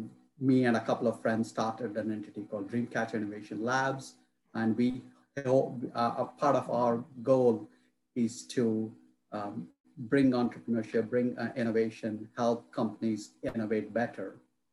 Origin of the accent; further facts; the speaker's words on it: India; now in North Carolina, United States; I'm originally from India. And through my career, I have moved around different parts of the country, different parts of the world.